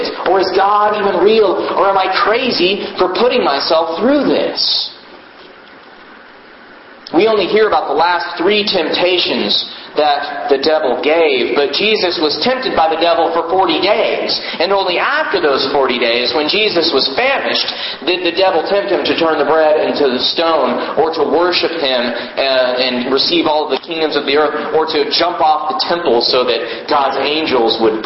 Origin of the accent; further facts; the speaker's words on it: Houston, Texas, United States; I grew up in Houston